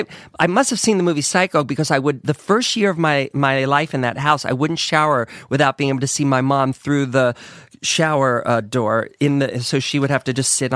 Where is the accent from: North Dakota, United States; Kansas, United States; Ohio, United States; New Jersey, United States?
Ohio, United States; In Ohio.